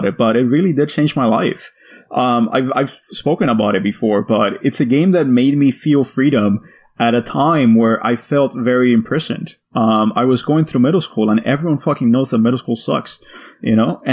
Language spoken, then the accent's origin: English; Miami, Florida, United States; I grew up in Miami.